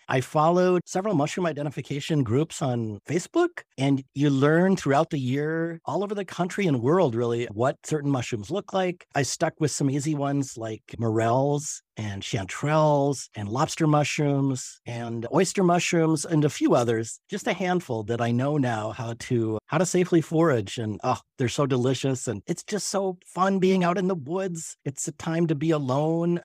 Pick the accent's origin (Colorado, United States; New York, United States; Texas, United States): Colorado, United States; moved away as an adult; now in Duluth, United States; growing up in Colorado